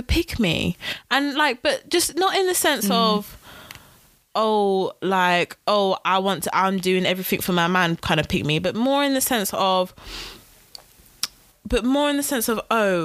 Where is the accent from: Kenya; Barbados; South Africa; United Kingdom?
United Kingdom; I'm British